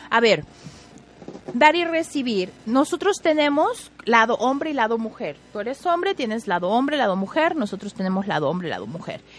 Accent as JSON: {"language": "Spanish", "region": "Puebla", "country": "Mexico", "said": "Yo soy de Pueblita. Muy bien, Josfer. De Ay, pues todos somos poblanos, hombre."}